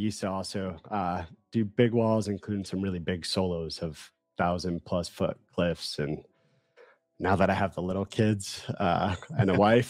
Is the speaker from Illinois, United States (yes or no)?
yes; outside Chicago, Illinois, United States; I'm from Midwest, grew up eating spaghetti outside Chicago